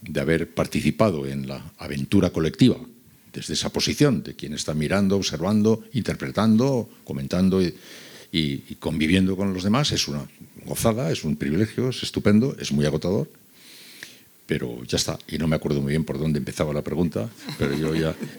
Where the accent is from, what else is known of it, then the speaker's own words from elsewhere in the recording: San Sebastián, Basque Country, Spain; moved away; also born or lived in Seville; yo soy de San Sebastián, pero viví casi cinco años en Sevilla.